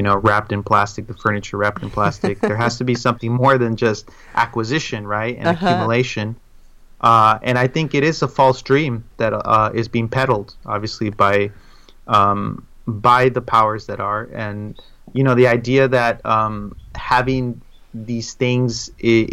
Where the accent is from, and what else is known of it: Inland Empire, San Bernardino County, California, United States; born or raised there; moved away as an adult; also born or lived in San Gabriel, California / Pomona, California / El Monte, California; now in Chicago, United States